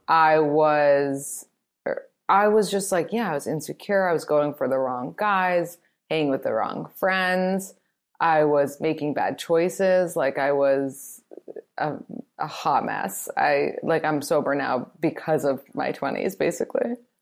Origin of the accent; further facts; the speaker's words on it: New York City, New York, United States; I'm from New York